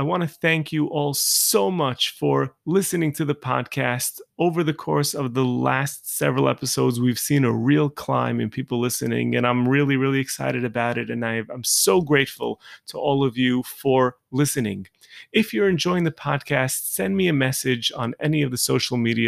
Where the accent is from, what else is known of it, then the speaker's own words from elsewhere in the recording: New York, United States; I'm from Brooklyn